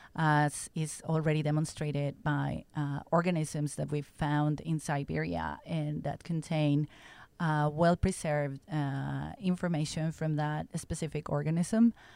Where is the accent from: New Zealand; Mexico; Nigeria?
Mexico; moved away as an adult; also born or lived in Stockholm, Sweden / United States; I'm from Mexico originally